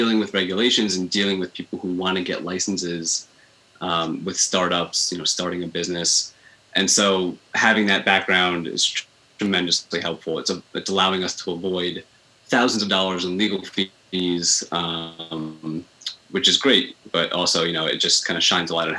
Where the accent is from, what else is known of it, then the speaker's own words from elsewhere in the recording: Long Island, New York, United States; I grew up on Long Island. So I'm a Long Island boy. I was there, you know, for my whole adolescence up until I turned 18, went to college